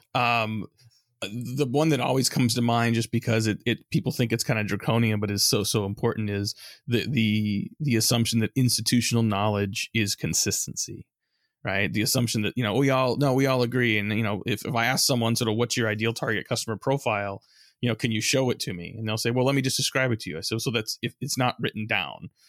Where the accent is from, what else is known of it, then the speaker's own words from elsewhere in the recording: San Francisco Bay Area, California, United States; I grew up in the San Francisco Bay Area